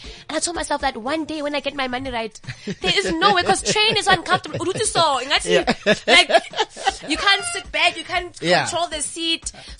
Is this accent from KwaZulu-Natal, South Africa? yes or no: no; Bloemfontein, Free State, South Africa; now in Johannesburg, South Africa; I'm a girl from Bloemfontein.